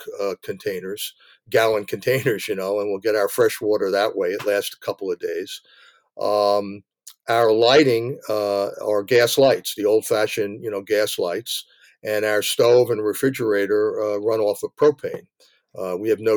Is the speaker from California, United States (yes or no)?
no; New Jersey, United States; moved away as an adult; also born or lived in Bronx, New York; now in Maine, United States; they moved over the Hudson River into New Jersey, which is suburbia, and that's really where I grew up.